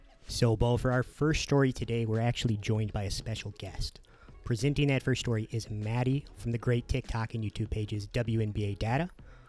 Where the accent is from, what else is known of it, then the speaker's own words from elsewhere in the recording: Midwest, United States; I grew up in the Midwest.